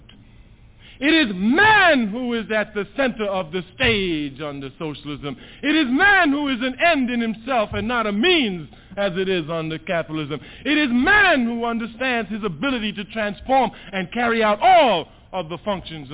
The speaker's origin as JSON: {"language": "English", "country": "Trinidad & Tobago", "tie": "born or raised there", "moved": "yes", "lives_now": "United States", "said": "I was born in Trinidad. I was born in the West Indies"}